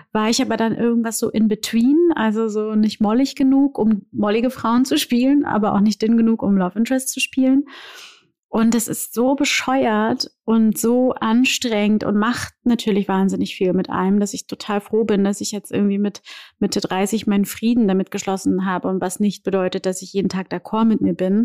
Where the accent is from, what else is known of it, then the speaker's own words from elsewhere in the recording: Brazil; moved away; ich bin Brasilianerin und ich sehe so aus, wie ich aussehe und bin trotzdem Brasilianerin.